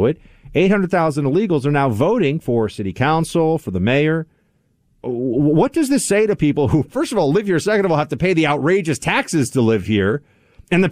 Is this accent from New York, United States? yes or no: yes; New York City, New York, United States; NYC, my hometown